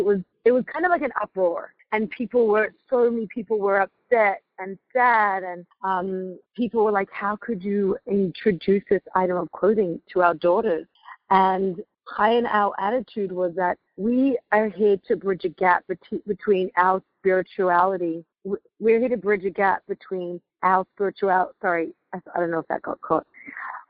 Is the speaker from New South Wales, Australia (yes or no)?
yes; Sydney, New South Wales, Australia; moved away as an adult; also born or lived in Crown Heights, New York; now in New York, United States; When we were growing up in Australia, we grew up in a really beachy, laid-back suburb called Coogee.